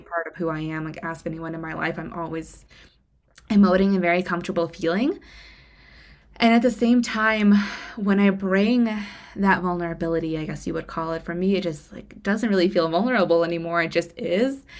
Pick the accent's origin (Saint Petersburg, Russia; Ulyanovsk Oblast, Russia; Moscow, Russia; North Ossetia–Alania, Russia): Moscow, Russia; moved away; I'm from Moscow, Russia originally.